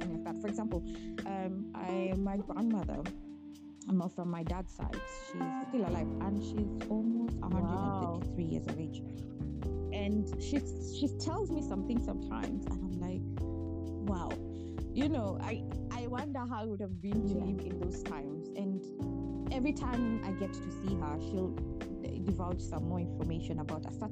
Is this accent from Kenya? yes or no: yes; Kenya; English is a second language; now in England; I grew up in Kenya actually, I was 17.